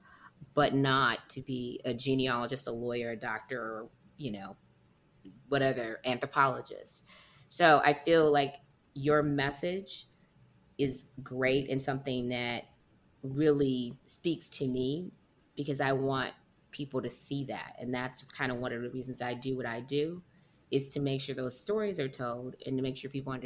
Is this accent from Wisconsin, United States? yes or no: no; Detroit, Michigan, United States; growing up in Detroit, inner city Detroit